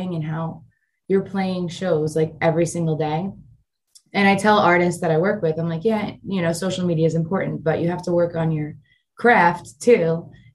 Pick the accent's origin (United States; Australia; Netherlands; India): United States; New York City, New York; moved away as an adult; also born or lived in Nashville, Tennessee; I grew up in Staten Island